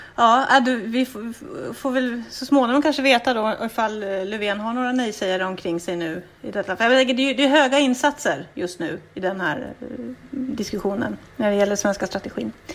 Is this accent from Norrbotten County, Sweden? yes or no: yes; Boden, Norrbotten County, Sweden; jag kommer från Boden